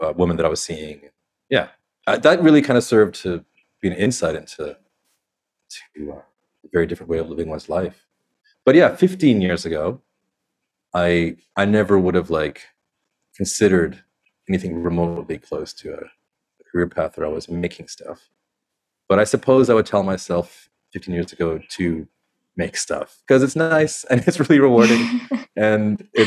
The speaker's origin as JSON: {"language": "English", "country": "Canada", "tie": "born or raised there", "moved": "yes", "lives_now": "India", "said": "growing up in Canada"}